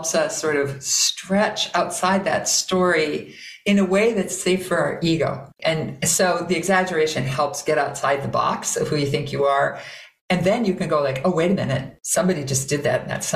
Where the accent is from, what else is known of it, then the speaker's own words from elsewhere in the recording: Minnesota, United States; I am from Minnesota